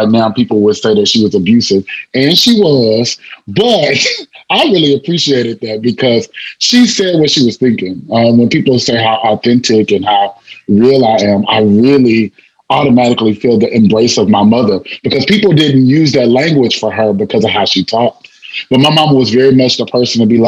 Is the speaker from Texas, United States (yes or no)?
yes; La Marque, Texas, United States; I'm from Lamarck, Texas, also Texas City, Texas. And so, like coming from such a small town